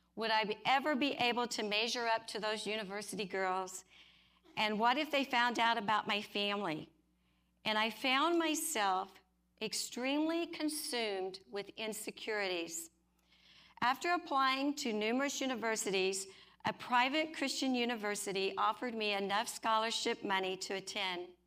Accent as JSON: {"language": "English", "region": "Oklahoma", "country": "United States", "tie": "born or raised there", "said": "I grew up in Oklahoma"}